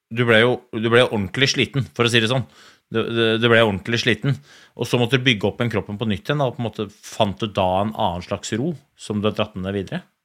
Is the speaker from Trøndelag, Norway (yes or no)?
no; Oslo, Norway; jeg kommer fra Oslo skikrets